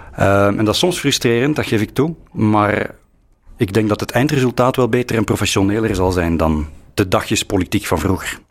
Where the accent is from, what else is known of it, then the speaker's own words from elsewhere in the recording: Flanders, Belgium; wie we zijn als Vlamingen